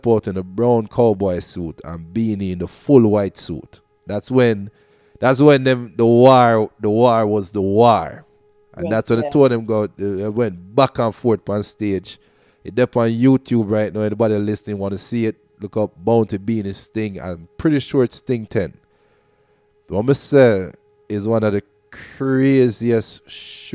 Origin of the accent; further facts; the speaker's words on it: Portmore, Saint Catherine, Jamaica; I grew up in Portmore, Westchester.